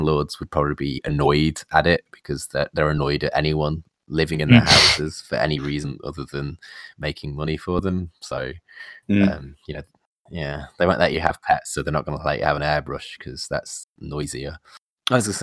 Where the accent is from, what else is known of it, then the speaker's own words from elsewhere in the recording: Nottingham, East Midlands, United Kingdom; I'm from the Midlands. I'm from Nottingham